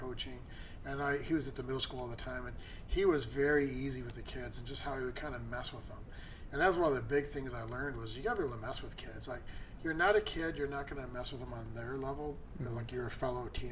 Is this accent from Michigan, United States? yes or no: yes; Redford, Michigan, United States; moved away; I grew up in Redford, Virginia. So that's not Detroit. But, I mean, still, it's like the Detroit area